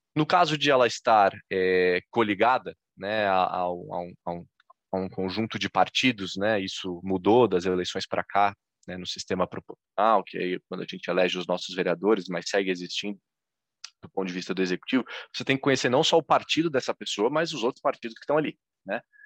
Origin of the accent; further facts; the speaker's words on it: Florianópolis, Santa Catarina, Brazil; em Florianópolis, Santa Catarina, que é onde eu estou, onde eu nasci e onde eu sigo